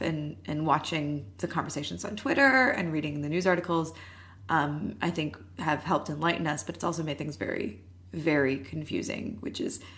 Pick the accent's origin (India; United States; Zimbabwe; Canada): Canada; Obviously, we are Canadian